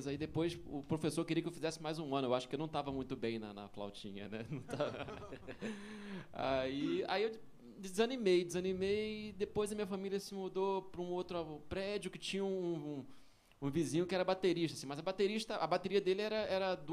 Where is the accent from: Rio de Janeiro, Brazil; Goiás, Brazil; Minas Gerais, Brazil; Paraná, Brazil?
Rio de Janeiro, Brazil; Eu sou carioca, não falei, eu sou do Rio.